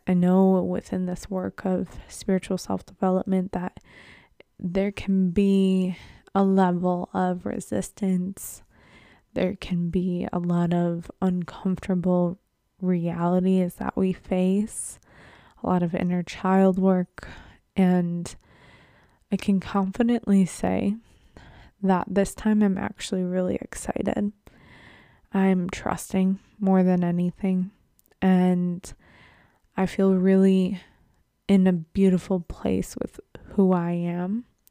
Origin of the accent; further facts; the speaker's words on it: Buffalo, New York, United States; moved away; Buffalo, my hometown